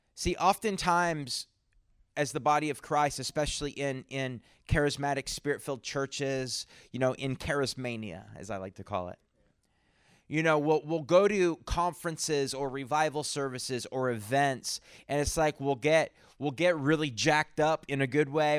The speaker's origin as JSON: {"language": "English", "region": "New Brunswick", "country": "Canada", "moved": "yes", "lives_now": "San Antonio, United States", "said": "I'm originally from Canada. from New Brunswick, Canada."}